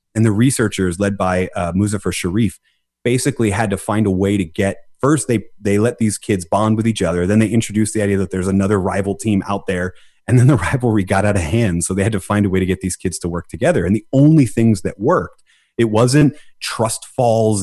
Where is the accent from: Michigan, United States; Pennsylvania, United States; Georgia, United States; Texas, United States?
Pennsylvania, United States; Philadelphia; I'm from Philadelphia. I was born in Philadelphia, which is the underdog city